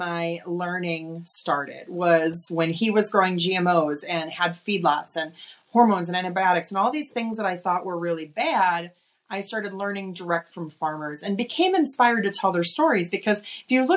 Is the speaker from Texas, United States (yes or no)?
no; Oshkosh, Wisconsin, United States; moved away as an adult; also born or lived in Los Angeles; I'm originally from Wisconsin. I grew up in Oshkosh